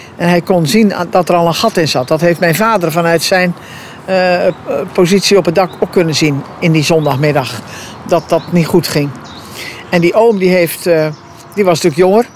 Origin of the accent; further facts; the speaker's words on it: Capelle, Schouwen-Duiveland, Zeeland, Netherlands; de boerderij waar ik geboren ben. Waar ik de ramptes heb meegemaakt. Eh, waar ik natuurlijk na mijn 18e eh, wegging om wat te studeren en te werken. Maar ik ben weer teruggekomen